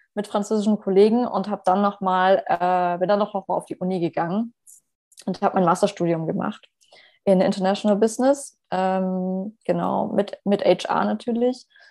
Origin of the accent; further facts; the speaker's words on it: Stuttgart, Baden-Württemberg, Germany; moved away as an adult; now in Paris, France; ich komme ja ursprünglich aus Stuttgart